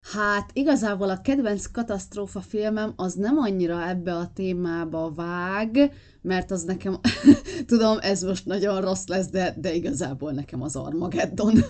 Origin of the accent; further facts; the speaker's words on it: Bakony, Hungary; én bakonyi vagyok, tehát azért itt, itt keménytelek szoktak lenni gyerekkoromban